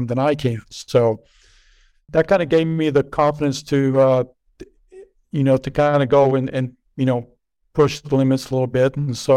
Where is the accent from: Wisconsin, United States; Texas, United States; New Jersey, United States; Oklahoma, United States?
Texas, United States; Lubbock; I grew up in Lubbock, Texas, which is a very cowboy type